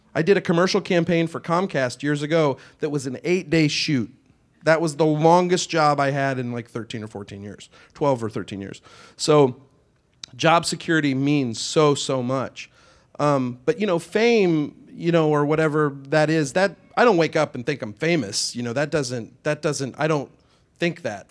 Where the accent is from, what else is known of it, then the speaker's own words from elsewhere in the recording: Kansas, United States; moved away as an adult; now in Los Angeles, United States; I'm from Kansas.